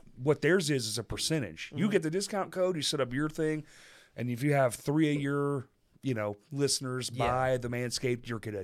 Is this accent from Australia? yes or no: no; Bryant, Arkansas, United States; I grew up in Bryant a long time ago.